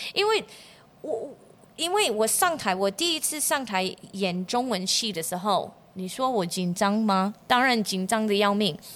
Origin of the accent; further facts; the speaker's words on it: United States; Chinese is a second language; moved away as an adult; also born or lived in Changhua, Taiwan; now in Yongjing, Taiwan; 我是科班出身的，我就是在美国长大